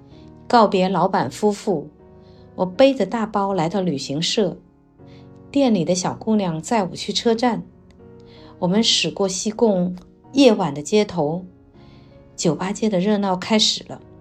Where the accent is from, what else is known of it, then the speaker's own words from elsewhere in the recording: Nanning, Guangxi, China; moved away; 我的家乡南宁就是这个样子呀。我在这里找到天然的熟悉与陌生感。对已离开多年的南宁。又何尝不是这样呢？